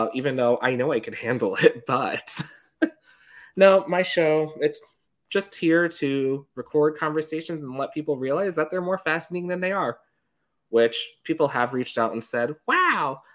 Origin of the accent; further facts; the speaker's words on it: New York, United States; I grew up in New York.